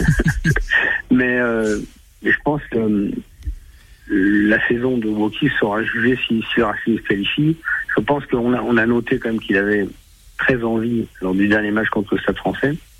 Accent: near Bordeaux, Nouvelle-Aquitaine, France; je suis de Liban, je suis pas de Bordeaux, mais c'est pas loin

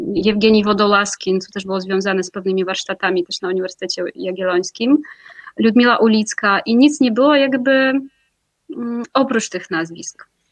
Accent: Moscow, Russia; Polish is a second language; moved away as an adult; ja pochodzę z Moskwy, e, tam się urodziłam.

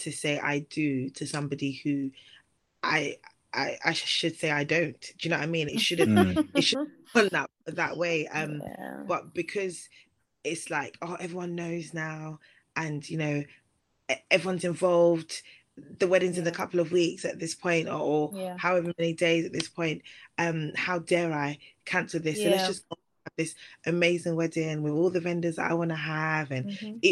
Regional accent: Nigeria; I'm Nigerian

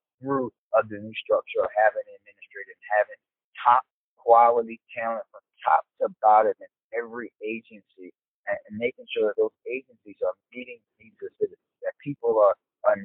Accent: Baltimore, Maryland, United States; When I was a kid, I grew up in Park Heights

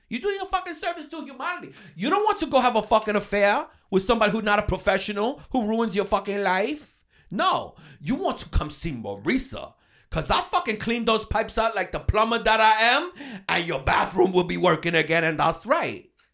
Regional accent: New York, United States; I'm from New York

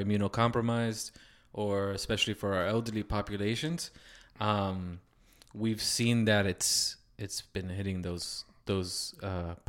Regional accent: Miami, Florida, United States; We're from Miami, so we've been through hurricanes.

